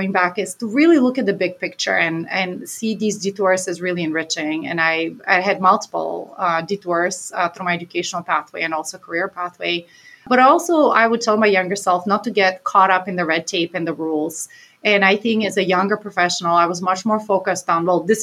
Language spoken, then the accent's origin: English; Bulgaria; now in Maine, United States; my hometown, which was 100,000 people, one of the largest cities in Bulgaria, where I'm from.